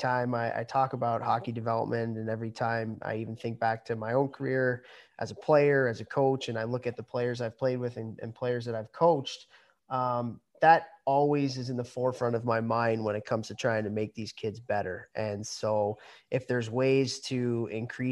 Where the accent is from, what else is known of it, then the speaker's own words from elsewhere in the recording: Chicago, Illinois, United States; moved away as an adult; Born and raised in Chicago